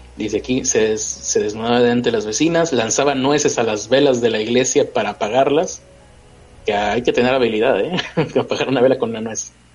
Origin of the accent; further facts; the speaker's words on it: Santa Catarina, Nuevo León, Mexico; Santa Catarina, que es donde yo vivo